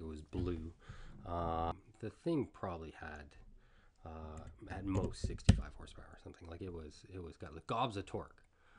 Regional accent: Toronto, Ontario, Canada; moved away as an adult; also born or lived in Asia; I grew up in Etobicoke. Like we have a house like right on the lake near where Humber College is now.

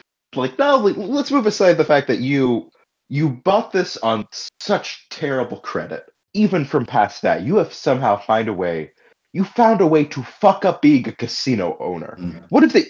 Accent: New York, United States; As someone who grew up in New York

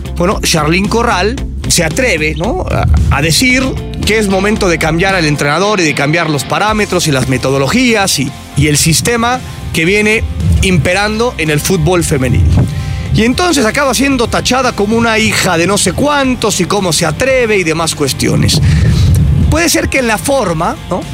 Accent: Naucalpan, State of Mexico, Mexico; en mi pueblo, en mi pueblo satélite capital del mundo.

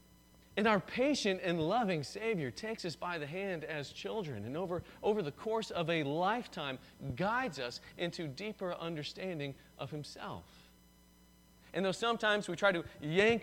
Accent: the South, United States; I'm from the South

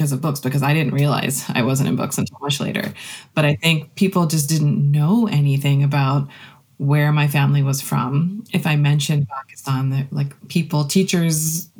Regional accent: Rockville, Maryland, United States; I was born and raised here in Maryland and grew up in the same neighborhood, the same house for my entire childhood and young adulthood.

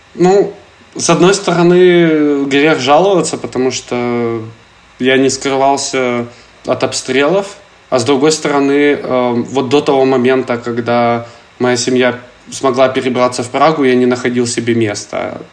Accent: Kharkiv, Kharkiv Oblast, Ukraine; moved away as an adult; Я очень хочу вернуться в Харьков, когда это закончится. Я очень, очень люблю свой город

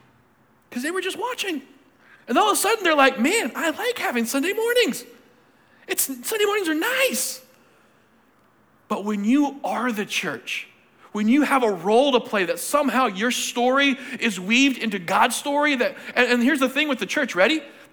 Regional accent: Cochabamba, Bolivia; born there; I got a chance to go back to the country I was born. I was born in Cochabamba, Bolivia, spelled like it sound.

